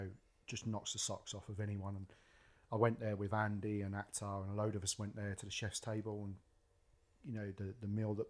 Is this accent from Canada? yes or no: no; London, United Kingdom; You know, I've grown up in that city and I've boshed around that city pretty much all my life.